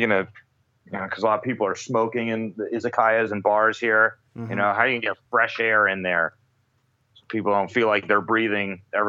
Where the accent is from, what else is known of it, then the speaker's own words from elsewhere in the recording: San Francisco, California, United States; moved away as an adult; now in Tokyo, Japan; in San Francisco, my hometown